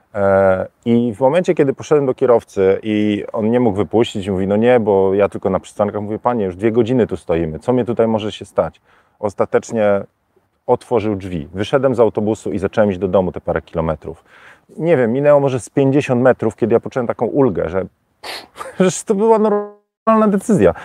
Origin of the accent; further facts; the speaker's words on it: Warsaw, Masovian Voivodeship, Poland; now in Tenerife, Spain; jestem z Warszawy